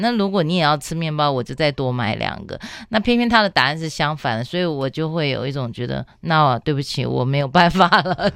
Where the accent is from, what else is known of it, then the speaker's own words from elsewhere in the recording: Taipei, Taiwan; 我在台北是长大，然后我的父母都有工作